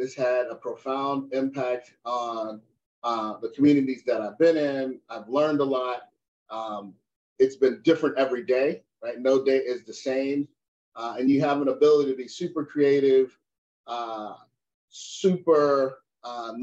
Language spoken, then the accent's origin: English; United States; I'm an American, right? Proud of the USA